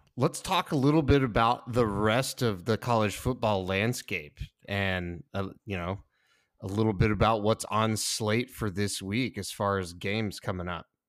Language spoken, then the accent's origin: English; Fort Worth, Texas, United States; I'm from Fort Worth, Texas.